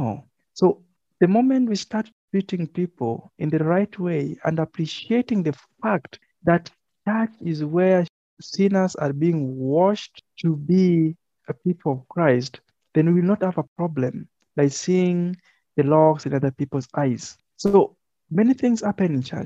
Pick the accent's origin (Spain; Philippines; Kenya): Kenya; I am a Kenyan